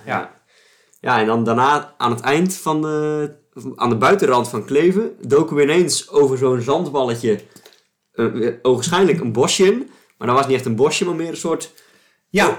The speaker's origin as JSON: {"language": "Dutch", "area": "Alblasserwaard", "region": "South Holland", "country": "Netherlands", "tie": "born or raised there", "said": "de Amblassenwaard waar ik, eh, waar ik opgegroeid ben"}